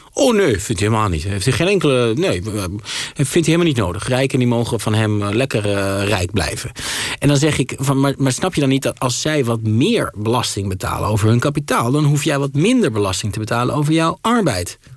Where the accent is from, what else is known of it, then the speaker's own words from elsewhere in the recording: Twente, Overijssel, Netherlands; ik voetbal gewoon als een gezonde Twentse jongen